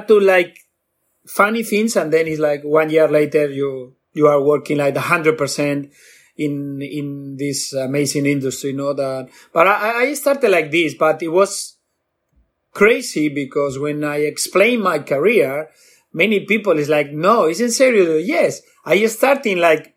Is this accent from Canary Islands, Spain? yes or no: no; Bilbao, Basque Country, Spain; I'm from Bilbao, Basque Country, the north of Spain.